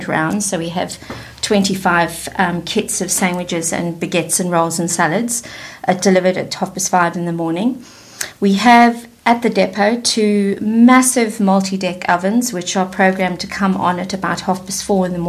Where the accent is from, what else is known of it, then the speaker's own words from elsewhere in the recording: South Africa; accent: South African twang; moved away as an adult; also born or lived in London; now in United Kingdom; I was born in London, but I grew up in South Africa and returned to the UK 24 years ago, and somehow I've managed not to lose my South African twang